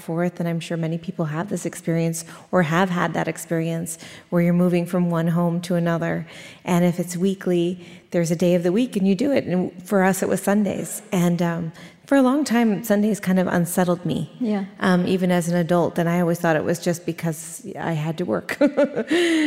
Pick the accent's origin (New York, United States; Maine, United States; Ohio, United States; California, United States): California, United States; Glen Ellen; I grew up in Glen Ellyn in Sonoma, California, born and raised. I was actually born at home